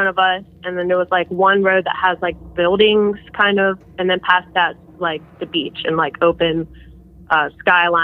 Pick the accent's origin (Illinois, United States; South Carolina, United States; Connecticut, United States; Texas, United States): South Carolina, United States; I'm from South Carolina.